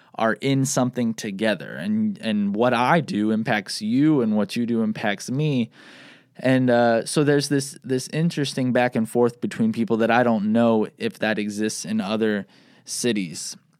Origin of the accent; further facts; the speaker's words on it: South Bend, Indiana, United States; also born or lived in Bloomington, Indiana; I grew up here in South Bend and moved back when I graduated college